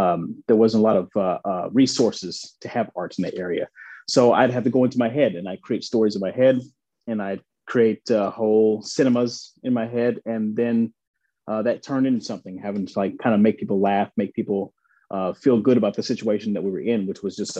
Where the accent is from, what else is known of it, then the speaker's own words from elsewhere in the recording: Central Arkansas, United States; accent: slight accent, twang; moved away as an adult; also born or lived in New York; I grew up in Central Arkansas on a farm.